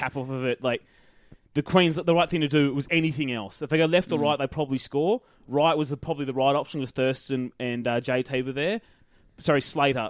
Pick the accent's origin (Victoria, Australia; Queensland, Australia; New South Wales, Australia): Queensland, Australia; as a Queenslander